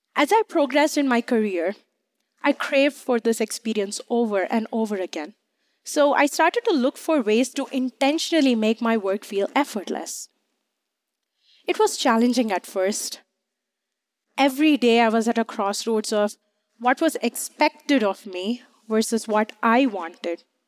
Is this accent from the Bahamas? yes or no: no; India; moved away as an adult; now in United States; I grew up in India